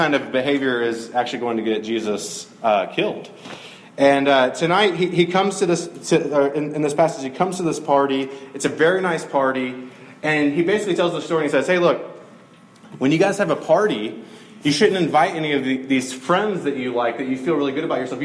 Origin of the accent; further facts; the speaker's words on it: Middle Georgia, United States; I grew up in Middle Georgia.